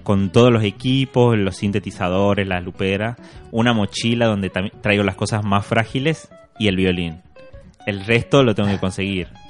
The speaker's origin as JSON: {"language": "Spanish", "region": "Tucumán", "country": "Argentina", "said": "un guitarrista argentino tucumano de donde soy yo"}